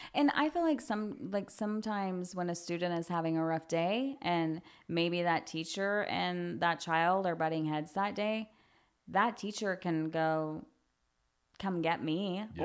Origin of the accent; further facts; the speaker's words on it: Guthrie, United States; growing up here, I feel like that's I the reason why I never left. I love this town